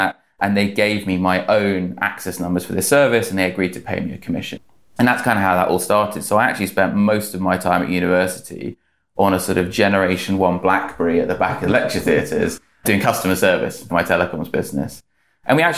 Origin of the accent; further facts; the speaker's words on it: Great Missenden, South East England, United Kingdom; moved away as an adult; also born or lived in London; I grew up in Great Missenden, you know, it's a small village